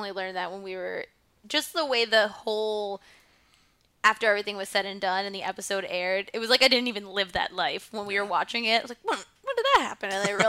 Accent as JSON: {"language": "English", "town": "Jersey City", "region": "New Jersey", "country": "United States", "said": "I'm from Jersey City."}